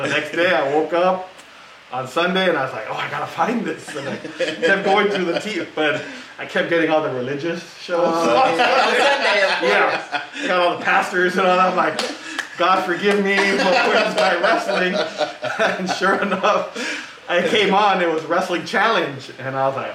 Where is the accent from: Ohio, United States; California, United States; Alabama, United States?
California, United States; South Gate; I grew up around here. I grew up in Southgate